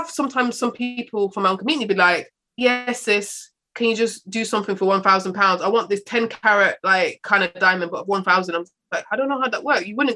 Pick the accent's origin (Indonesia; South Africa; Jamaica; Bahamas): Jamaica; as a black woman or you know Africa being Jamaican